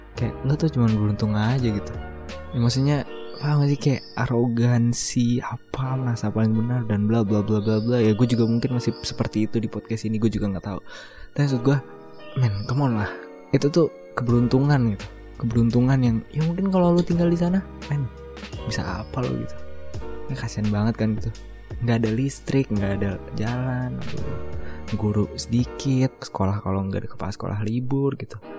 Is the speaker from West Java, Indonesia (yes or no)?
yes; Bekasi, West Java, Indonesia; gue lahir di Pulau Jawa gitu di Bekasi